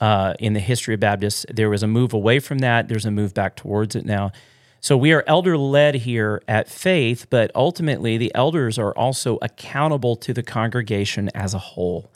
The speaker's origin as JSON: {"language": "English", "region": "the South", "country": "United States", "tie": "born or raised there", "moved": "yes", "lives_now": "Midwest, United States", "said": "I grew up in the South"}